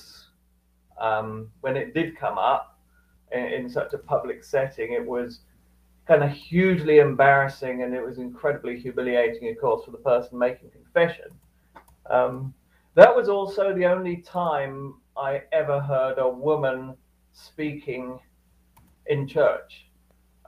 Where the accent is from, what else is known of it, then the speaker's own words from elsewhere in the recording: Cambridge, East of England, United Kingdom; I grew up in Cambridge, UK